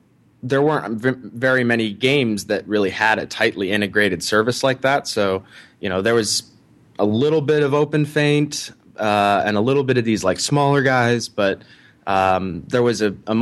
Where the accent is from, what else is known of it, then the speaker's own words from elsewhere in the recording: Ohio, United States; Sure. So I grew up in Ohio.